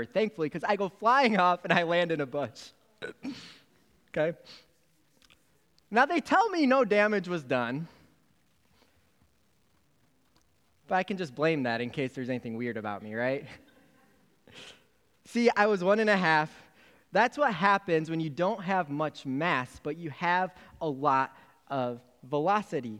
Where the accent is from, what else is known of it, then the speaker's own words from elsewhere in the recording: Michigan, United States; I'm from Michigan.